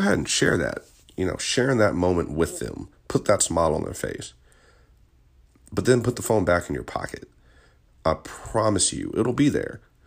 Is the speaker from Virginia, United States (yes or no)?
yes; Richmond, Virginia, United States; I'm from Virginia, born and raised